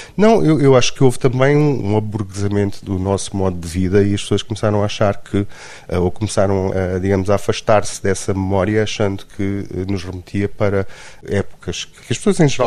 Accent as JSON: {"language": "Portuguese", "town": "Luanda", "region": "Luanda Province", "country": "Angola", "tie": "born or raised there", "also_born_or_lived": "Trás-os-Montes, Portugal", "moved": "yes", "lives_now": "Lisbon, Portugal", "said": "eu na realidade nasci em Luanda, em Angola, mas uh, passei uh, muito tempo da minha vida em Lisboa."}